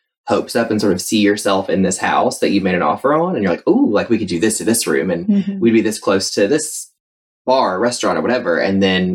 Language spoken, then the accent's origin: English; Asheboro, North Carolina, United States; also born or lived in Greensboro, North Carolina; now in Asheboro, United States; I am from Asheboro, or as we used to call it, Trashboro, North Carolina. And lived there until I was 18